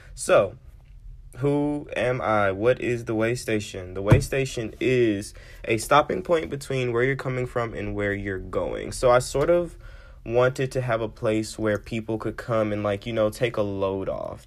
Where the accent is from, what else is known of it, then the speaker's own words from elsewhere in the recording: Memphis, Tennessee, United States; I am from Memphis